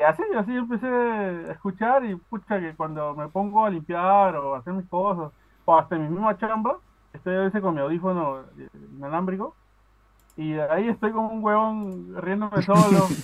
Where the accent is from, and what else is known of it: Peru; accent: Peruvian; now in Aruba